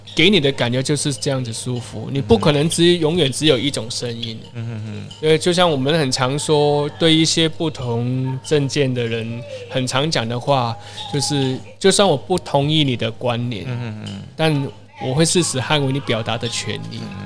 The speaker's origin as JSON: {"language": "Chinese", "country": "Hong Kong", "moved": "yes", "lives_now": "Taiwan", "said": "可能大家在在台湾生活久了，嗯、就是呃，因为他我们的的交交朋友的圈子都不会是香港人啊。嗯、可可是久而久之你，你你会发现，哎，我好久没有讲广东话了"}